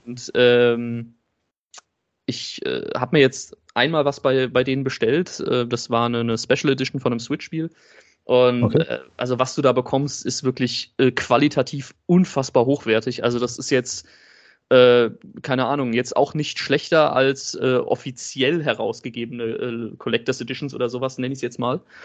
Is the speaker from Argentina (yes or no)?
no; Germany; bei uns in Deutschland